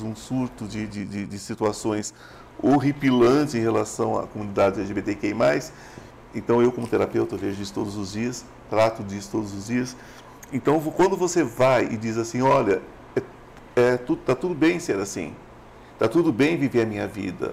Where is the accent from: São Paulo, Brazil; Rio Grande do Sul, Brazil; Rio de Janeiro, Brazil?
São Paulo, Brazil; eu não sou goiano, sou paulista, mas meu coração é goiano